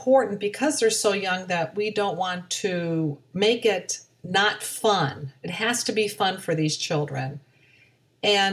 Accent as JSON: {"language": "English", "town": "Aurora", "region": "Ohio", "country": "United States", "tie": "born or raised there", "moved": "yes", "lives_now": "Florida, United States", "said": "grew up in Aurora, Ohio, which is a small suburb of Cleveland, Ohio."}